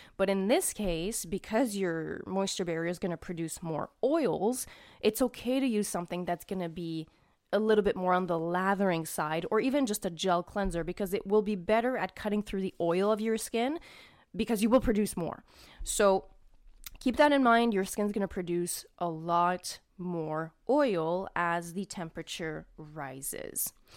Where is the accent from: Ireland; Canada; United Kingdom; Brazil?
Canada; I'm Canadian